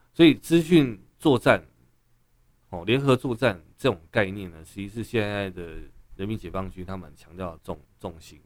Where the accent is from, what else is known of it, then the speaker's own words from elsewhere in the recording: Taiwan; 我们台湾人